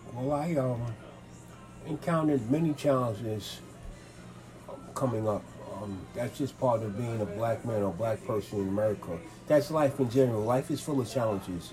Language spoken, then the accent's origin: English; New York City, New York, United States; I was born in Manhattan, raised in Manhattan and the Bronx.